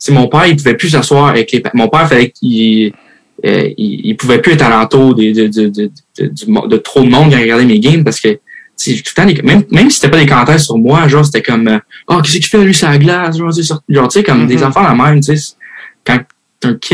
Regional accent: Switzerland; also born or lived in United States; now in Canada; je vais à USA, je viens de la Suisse, je suis au Québec, tout.

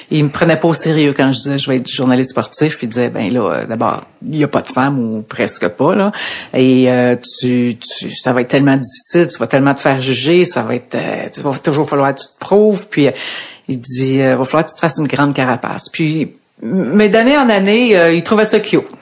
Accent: Laval, Quebec, Canada; also born or lived in Ottawa / Montreal; Je suis native de Laval. OK. Je, suis né là et euh, j'ai vécu là pas mal toute ma vie, sauf quand j'ai commencé à travailler. Je suis allé deux ans à Ottawa

